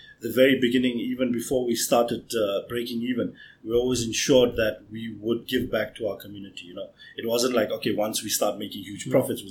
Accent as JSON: {"language": "English", "country": "Botswana", "tie": "born or raised there", "also_born_or_lived": "Grahamstown, South Africa / Johannesburg, South Africa", "moved": "as an adult", "lives_now": "South Africa", "said": "I'm originally from Botswana"}